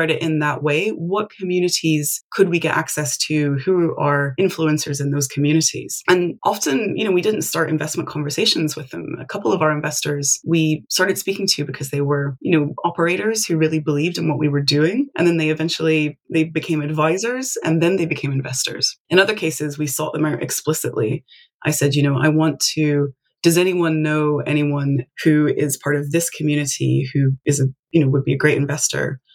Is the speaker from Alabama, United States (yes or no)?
no; Tennessee, United States; I'm from Tennessee, but I actually live on the internet